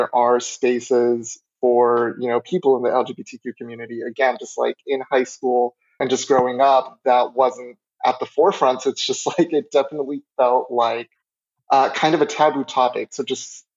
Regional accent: Colorado, United States; moved away as an adult; I currently am an out-of-state student since I'm originally from Colorado

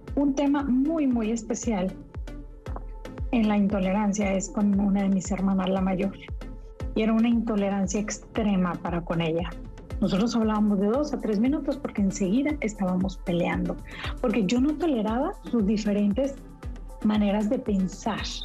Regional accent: Monterrey, Nuevo León, Mexico; Yo soy de Monterrey

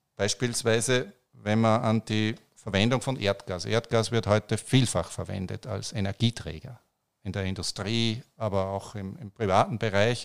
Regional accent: Austria; bei uns in Österreich

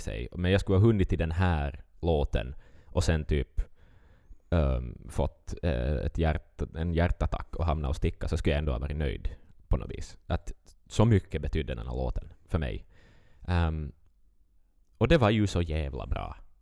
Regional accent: Vaasa, Ostrobothnia, Finland; vi är från Finland

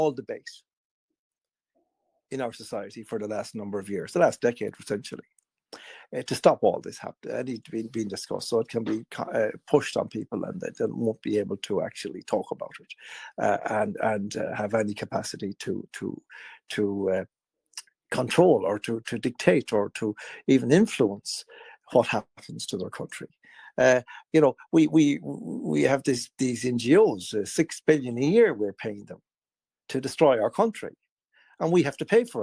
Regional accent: Ireland

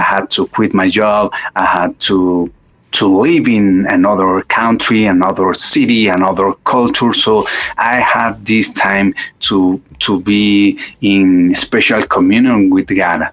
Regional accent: Mexico City, Mexico; I was born and raised up in Mexico City

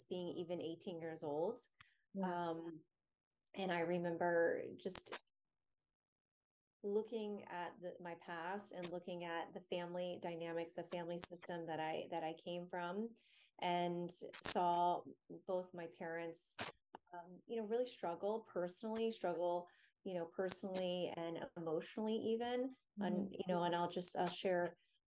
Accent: Florida, United States; now in Washington, D.C. area, United States; I grew up in Florida, and now I'm in the DC area

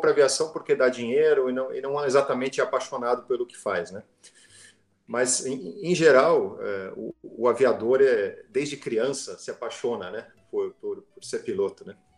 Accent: São Paulo, Brazil; moved away as an adult; also born or lived in Rio Grande do Sul; Eu sou paulistano, mas fui fui morar lá

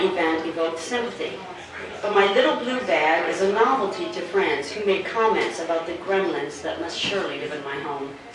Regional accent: Arizona, United States; now in Ohio, United States; I'm from the desert. I'm from Arizona

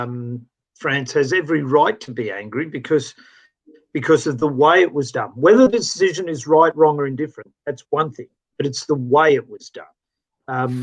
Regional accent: Australia; As an Australian

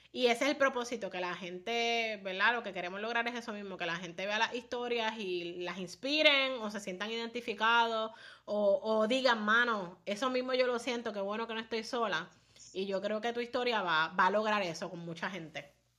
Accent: Puerto Rico; como puertorriqueños

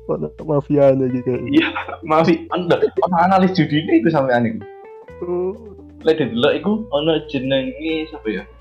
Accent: Central Java, Indonesia; anjir gue Jawa Tengah.

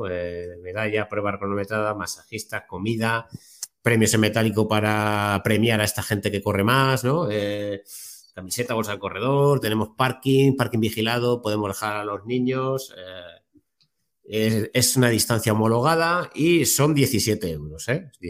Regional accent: Torrejón de Ardoz, Community of Madrid, Spain; born there; yo eh, nací en Madrid y mi familia es de Alcalá de Henares, Guadalajara... Entonces me pilla allí, Torrejón de Ardoz, yo nací en Torrejón de entonces tengo casa, tengo la familia allí

